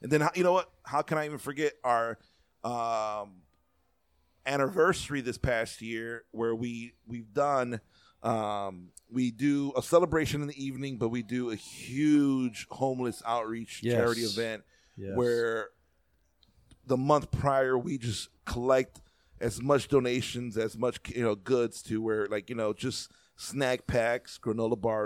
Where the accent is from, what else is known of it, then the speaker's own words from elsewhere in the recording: Chicago, Illinois, United States; as a Chicagoan and someone who lives in the Midwest